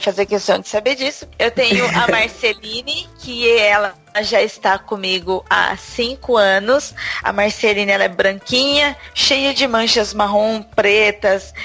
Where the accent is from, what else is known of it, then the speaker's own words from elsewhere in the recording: Brazil; now in São Paulo, Brazil; eu hoje em dia moro em São Paulo, capital, mas eu já fui do interior